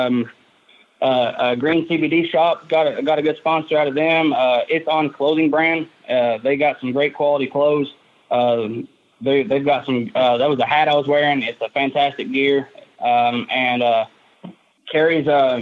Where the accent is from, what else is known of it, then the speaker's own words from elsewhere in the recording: Loudon, Tennessee, United States; My hometown is Loudoun, Tennessee